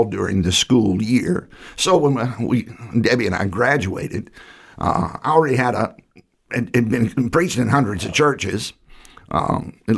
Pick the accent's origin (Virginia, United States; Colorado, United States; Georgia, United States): Virginia, United States; Southside; I grew up in Southside, Virginia